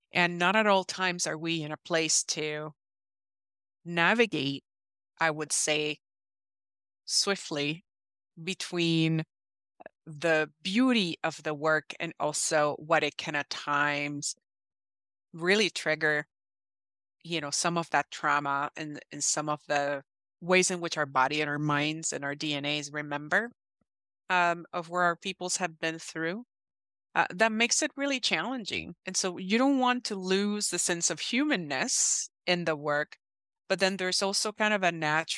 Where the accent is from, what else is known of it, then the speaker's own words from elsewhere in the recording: Puerto Rico; now in United States; I am originally from Puerto Rico, and I've been in the Midwest for many years